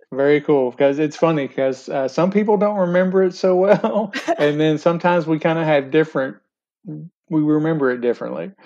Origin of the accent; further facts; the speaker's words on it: Bowling Green, Kentucky, United States; I grew up in Bowling Green